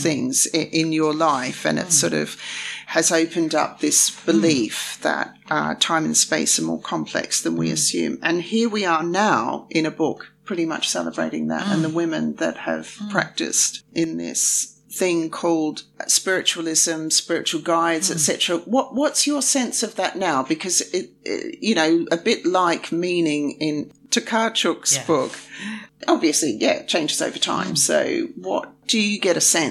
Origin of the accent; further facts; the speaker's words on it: Australia; we're both from Australia